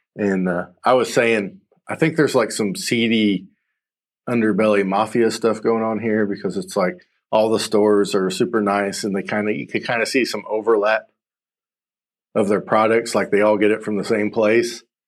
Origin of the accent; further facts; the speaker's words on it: the South, United States; I'm from the South. I'm in Michigan.